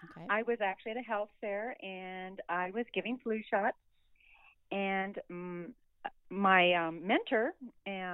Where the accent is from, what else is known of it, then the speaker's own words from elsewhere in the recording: Reno, Nevada, United States; I am from Reno, Nevada, and I am 58 years old